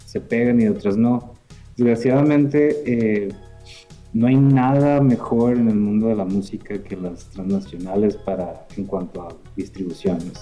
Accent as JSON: {"language": "Spanish", "region": "northern Mexico", "country": "Mexico", "said": "de acá del norte éramos"}